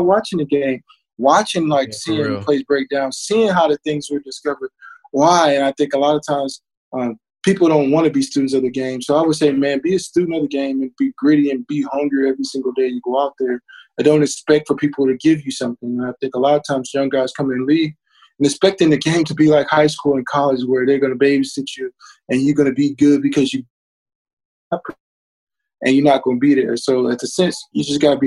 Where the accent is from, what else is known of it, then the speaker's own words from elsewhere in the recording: Louisiana, United States; I'm from Louisiana, so all my family, you know, 50 people